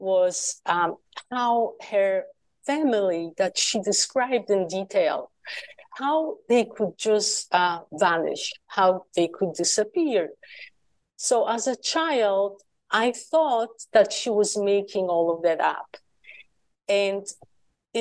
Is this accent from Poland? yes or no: yes; Poland; moved away; So I grew up in communist Poland after the war